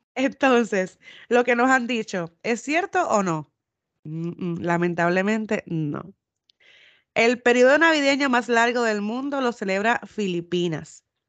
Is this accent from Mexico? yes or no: no; Puerto Rico; moved away; cuando me fui de Puerto Rico